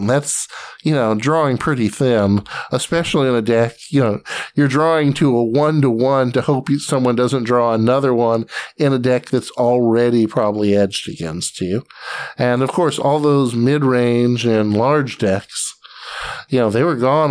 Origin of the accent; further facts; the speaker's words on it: Atlanta, Georgia, United States; I grew up in Atlanta, Georgia, and with a side stint in the Army, I came back to Atlanta